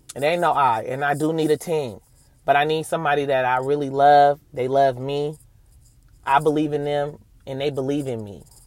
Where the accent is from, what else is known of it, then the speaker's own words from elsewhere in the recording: Oakland, California, United States; I'm from Oakland, California